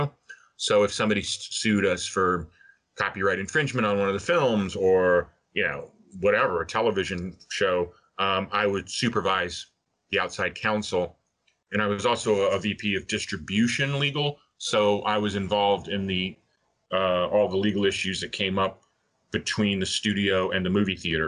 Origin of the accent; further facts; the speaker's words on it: Miami, Florida, United States; moved away as an adult; now in Los Angeles, United States; I'm from Miami, actually, but I came out to LA just to sort of make a big move, you know, geographically and figuratively, I guess, from Florida